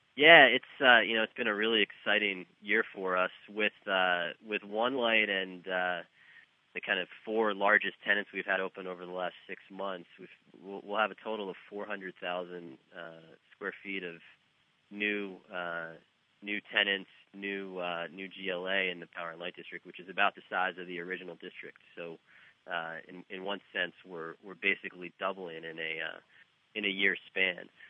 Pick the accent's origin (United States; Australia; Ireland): United States; New Jersey; moved away as an adult; also born or lived in New York City; now in Kansas City, United States; I grew up in New Jersey